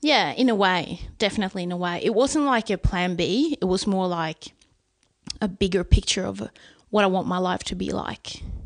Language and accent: English; Sweden; English is a second language; here in my hometown where we're sitting right now